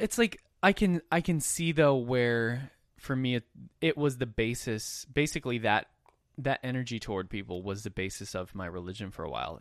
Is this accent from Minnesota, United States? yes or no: yes; Minnesota, United States; growing up in Minnesota